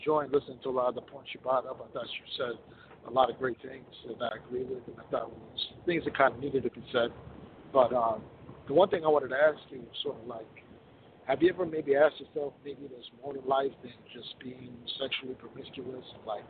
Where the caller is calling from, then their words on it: Minneapolis, Minnesota, United States; I'm calling from Minneapolis.